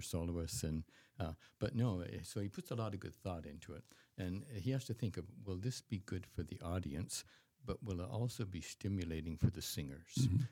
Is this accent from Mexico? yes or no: no; Canada; as a Canadian